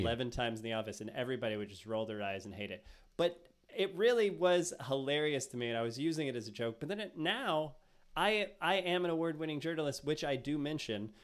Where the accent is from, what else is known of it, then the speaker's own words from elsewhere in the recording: United States; I'm American